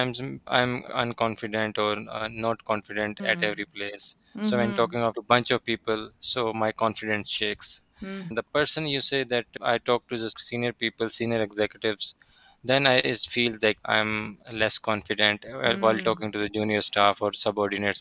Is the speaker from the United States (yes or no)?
no; Pakistan; English is a second language; I am from Pakistan.